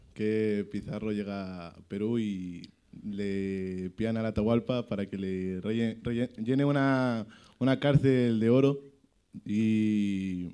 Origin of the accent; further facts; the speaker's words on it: Ecuador; now in Spain; de Ecuador